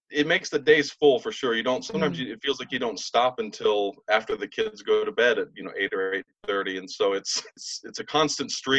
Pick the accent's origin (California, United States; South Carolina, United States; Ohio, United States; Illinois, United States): Illinois, United States; Southern; moved away; I'm from Southern Illinois originally